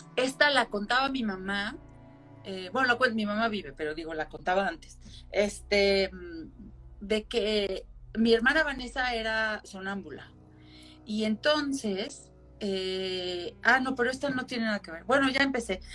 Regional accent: Xalapa, Veracruz, Mexico; moved away as an adult; now in Mexico City, Mexico; yo nací en Jalapa, Veracruz. Allá crecí hasta los 18, casi 19 cuando me vine a vivir acá, al entonces Distrito Federal

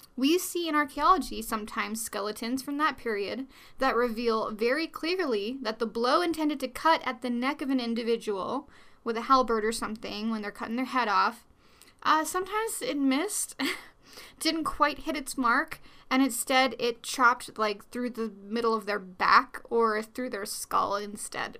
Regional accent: New York, United States; I'm Dutch and Scottish, but I, I'm from New York

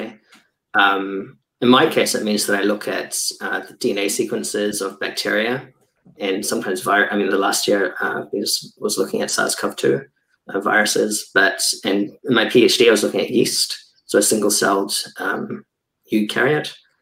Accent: New Zealand; now in Germany; I'm a biologist currently based in Germany. I was from New Zealand before

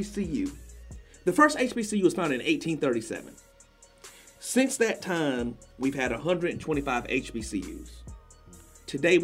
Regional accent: Columbia, South Carolina, United States; I'm from Columbia, South Carolina

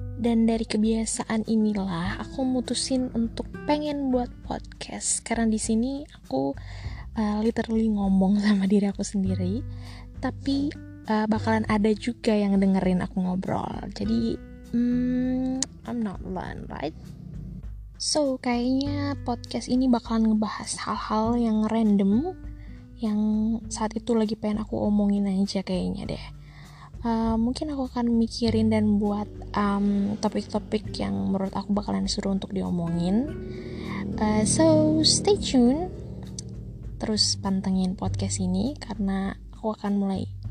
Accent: Ambon, Maluku, Indonesia; aku tinggal di Ambon dan aku asli orang Ambon

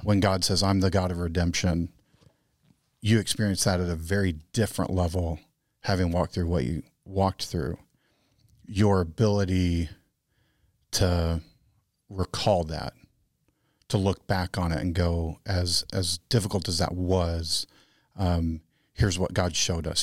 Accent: Texas, United States; moved away; I'm the Texan.

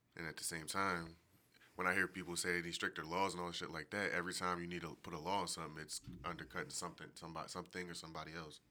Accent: Philadelphia, Pennsylvania, United States; I'm from Philly.

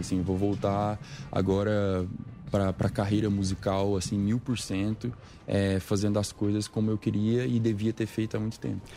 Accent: Patrocínio, Minas Gerais, Brazil; moved away; Patrocínio, que é a cidade onde eu nasci

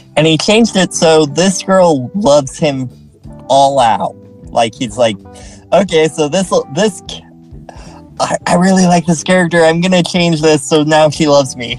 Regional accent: Utah, United States; also born or lived in San Antonio, Texas; I'm from Utah.

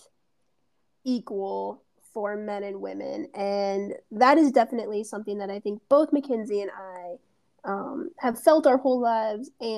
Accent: United States; we are both American women. We're both American white women

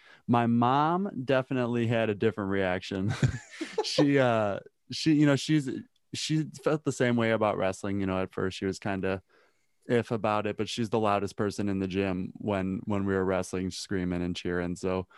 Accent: Chicago, Illinois, United States; I grew up in Chicago, Illinois.

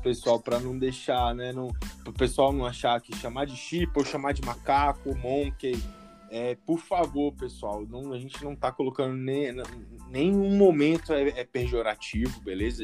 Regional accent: Brasília, Federal District, Brazil; sou aqui de Brasília

